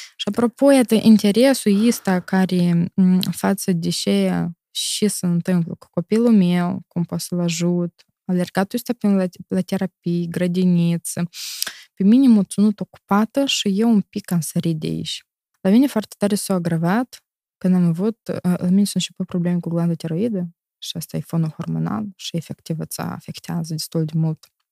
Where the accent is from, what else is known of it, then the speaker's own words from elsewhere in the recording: Moldova; moved away as an adult; now in Italy; eu sunt moldovanc din Moldova